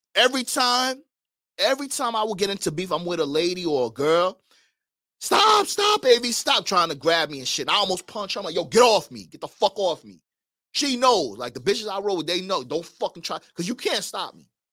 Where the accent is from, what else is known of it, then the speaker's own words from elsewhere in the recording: New York, United States; I'm from New York.